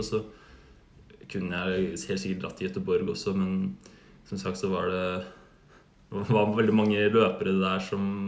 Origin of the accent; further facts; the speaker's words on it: Oslo, Norway; moved away as an adult; now in Uppsala, Sweden; jeg flyttet fra Oslo